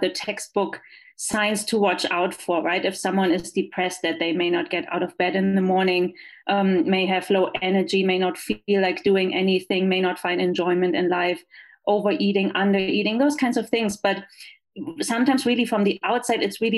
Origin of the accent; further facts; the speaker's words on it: Germany; English is a second language; moved away as an adult; also born or lived in Los Angeles, United States; now in El Paso, United States; as you can tell from my accent, I am not from here. I'm from Germany.